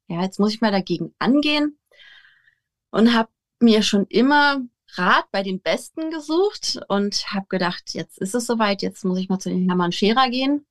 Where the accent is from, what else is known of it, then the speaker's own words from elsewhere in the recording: Potsdam, Brandenburg, Germany; Wir kommen aus Potsdam